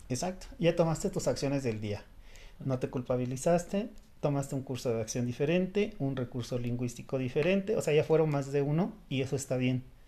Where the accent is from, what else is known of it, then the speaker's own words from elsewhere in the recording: Mexico; Los mexicanos